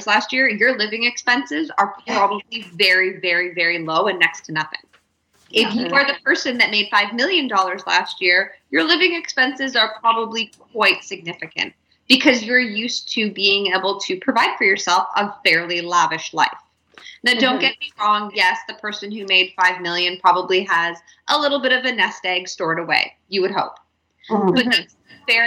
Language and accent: English; Canada; as a Canadian